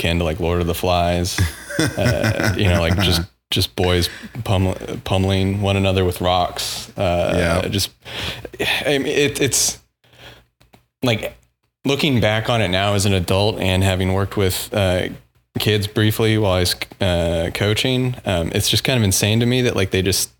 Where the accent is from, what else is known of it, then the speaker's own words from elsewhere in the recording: Houston, Texas, United States; I'm from Houston. I grew up in the Cypress area